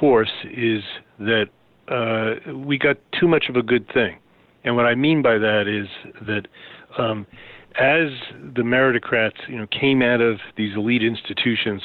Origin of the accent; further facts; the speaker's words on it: New York City, New York, United States; I grew up in Queens, New York